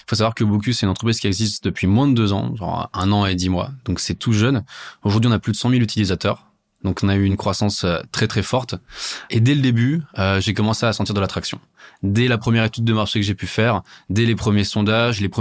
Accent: Italy; Alors, moi, je suis italien. Mes grands-parents, euh, ils ont des bidets naturellement.

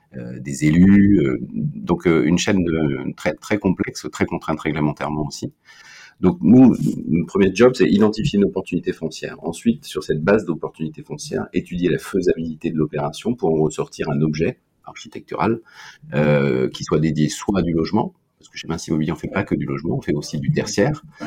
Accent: Brittany, France; je suis breton

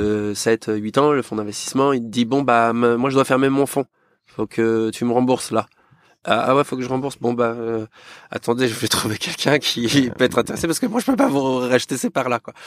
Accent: Yvelines, Île-de-France, France; also born or lived in Rouen; je suis yvelinois d'origine, j'ai grandi là-bas

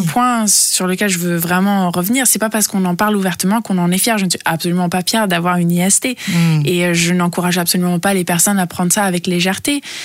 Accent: Italy; also born or lived in New York, United States; now in Berlin, Germany; je suis française et euh, grandie en Italie

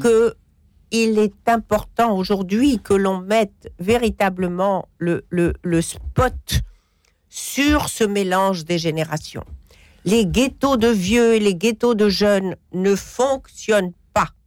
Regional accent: Morocco; je suis marocaine

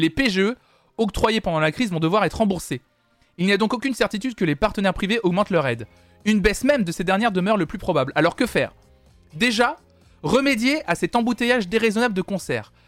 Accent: Nantes, Pays de la Loire, France; je suis de Nantes

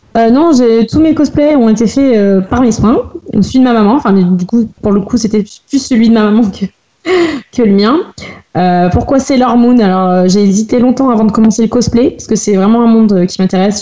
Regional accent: Loire, Auvergne-Rhône-Alpes, France; Je viens de Rouen, dans la Loire

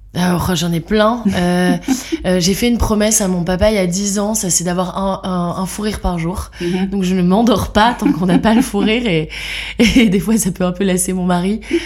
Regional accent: Lille, Hauts-de-France, France; now in Brussels, Belgium; je vis à Bruxelles depuis 12 ans euh, et je suis lilloise d'origine.

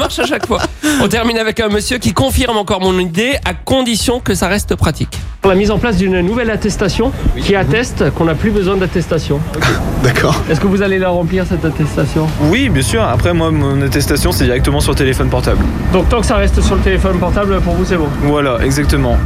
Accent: France; moi, je suis français

